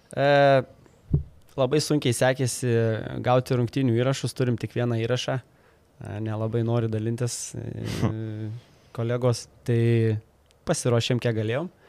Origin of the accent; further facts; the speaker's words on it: Lithuania; mes visą laiką kaip lietuviai keliam aukštus tikslus